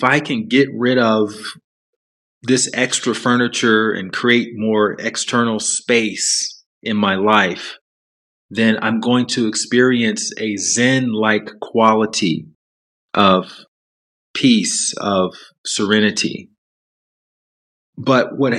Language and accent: English; Alabama, United States; moved away as an adult; also born or lived in Chicago / New York City / Los Angeles; I grew up in the South in the U.S., in Alabama.